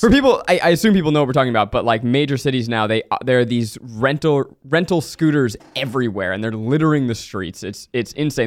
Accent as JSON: {"language": "English", "region": "New York", "country": "United States", "tie": "born or raised there", "said": "I grew up in New York."}